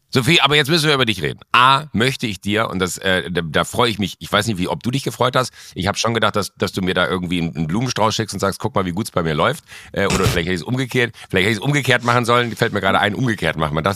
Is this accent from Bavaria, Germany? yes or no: no; a small village near Mönchengladbach, North Rhine-Westphalia, Germany; born or raised there; now in Munich, Germany